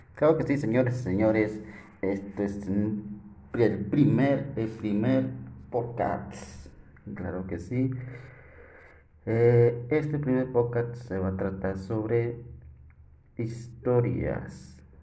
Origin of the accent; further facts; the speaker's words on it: Coahuila, Mexico; soy de acá de Coahuila